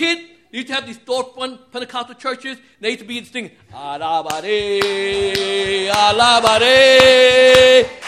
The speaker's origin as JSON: {"language": "English", "town": "New York City", "region": "New York", "country": "United States", "said": "I'm from Brooklyn, Puerto Riqueño, Trigueño, Mulato"}